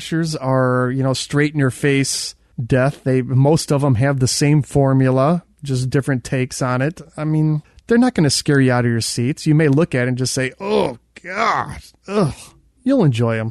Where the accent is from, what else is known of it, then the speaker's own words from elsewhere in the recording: Midwest, United States; we grew up in the Midwest